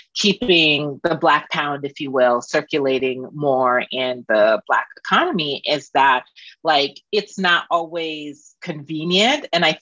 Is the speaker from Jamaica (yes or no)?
yes; Jamaica; Yeah, I'm from Jamaica, yeah.